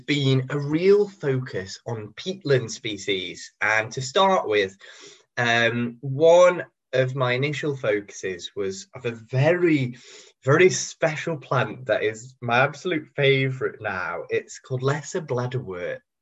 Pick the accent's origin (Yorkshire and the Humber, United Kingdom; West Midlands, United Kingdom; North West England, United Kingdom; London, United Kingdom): North West England, United Kingdom; Cheshire; I grew up in Cheshire